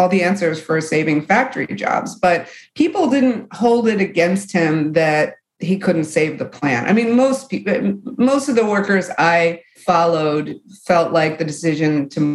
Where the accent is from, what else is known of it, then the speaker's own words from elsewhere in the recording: Michigan, United States; I'm from the Rust Belt. I'm from Michigan